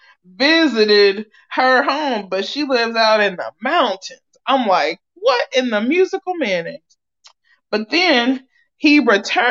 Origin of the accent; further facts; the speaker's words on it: Ohio, United States; moved away; I'm from Ohio